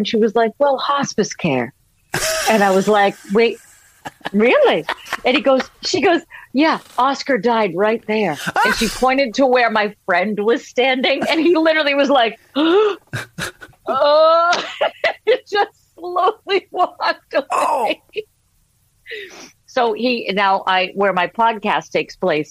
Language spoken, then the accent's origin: English; Boston, Massachusetts, United States; I'm from Boston